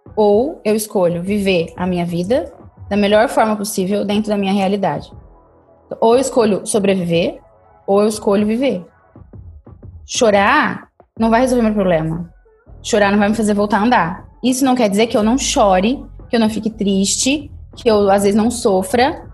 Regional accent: Ribeirão Preto, São Paulo, Brazil; Eu sou de Ribeirão Preto

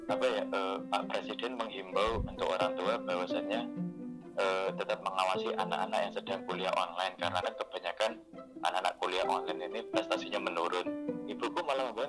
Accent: Banyuwangi, East Java, Indonesia; yang dari Banyuwangi itu aku dari Jawa Timur itu cuma tiga empat orang

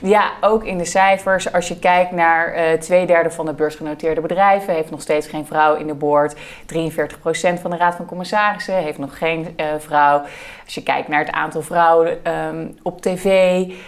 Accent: Netherlands; We hebben als Nederland en als Nederlanders heel erg het gevoel dat wij enorm liberaal en open eh, zijn

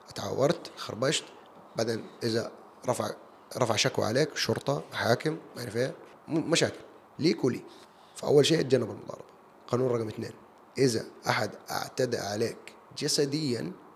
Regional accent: Jeddah, Makkah Province, Saudi Arabia; also born or lived in United States / United Kingdom; انا سعودي وعربي وجداوي

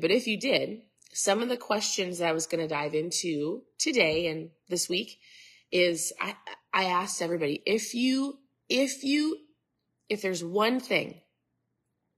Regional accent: Minnesota, United States; I'm from Minnesota

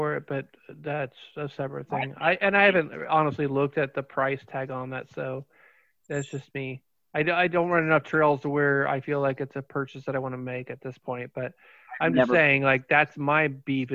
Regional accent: Fairborn, Ohio, United States; I grew up in Fairborn, so Yellow Springs is like my bag right there

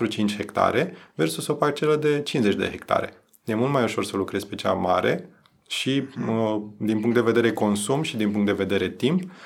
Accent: Romania; noi ca și români

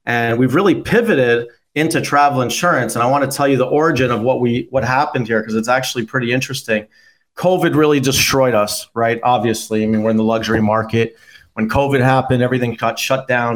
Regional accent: Toronto, Ontario, Canada; I was one of the best pitchers in Canada growing up in Toronto

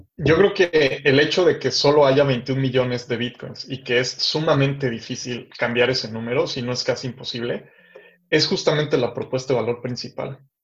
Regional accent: Mexico City, Mexico; moved away as an adult; also born or lived in Guadalajara; now in Los Angeles, United States; yo soy de la Ciudad de México

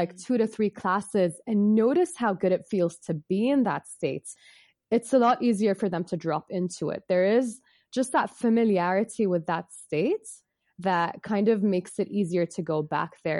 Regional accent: Bahrain; I'm from Bahrain. I was born and raised here

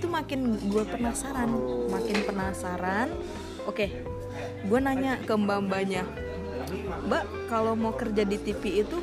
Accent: Medan, North Sumatra, Indonesia; also born or lived in Padang; sebenarnya ini kalau suku bicara suku emak bapak gue itu kedua-duanya orang Jawa

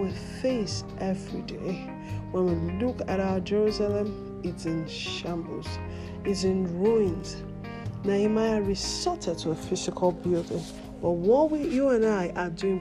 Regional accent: Nigeria; My home country is Nigeria

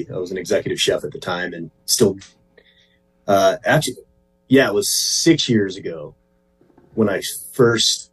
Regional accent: Chino Valley, Arizona, United States; I'm from Chino Valley, Arizona, just a little north of Prescott, Arizona.

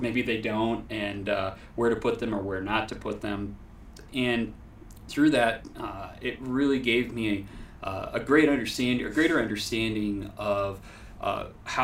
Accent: Hart, Michigan, United States; I grew up in Hart, Michigan, actually more specifically Crystal Valley, which is really off in the middle of nowhere, but I grew up on a family farm

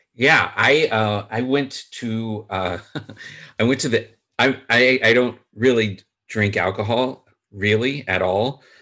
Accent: Chicago, Illinois, United States; I am from Chicago

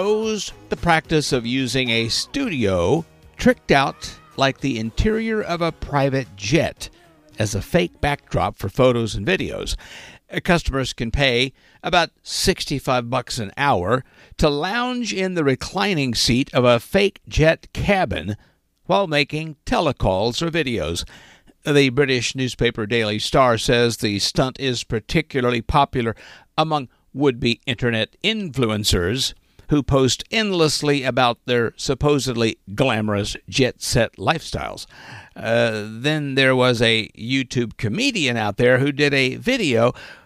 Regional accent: west central Arkansas, United States; my hometown in basically west central Arkansas

